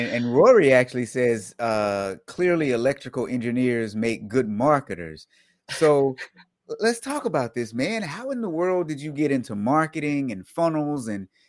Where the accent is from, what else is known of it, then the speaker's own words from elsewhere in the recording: the South, United States; I'm actually from the South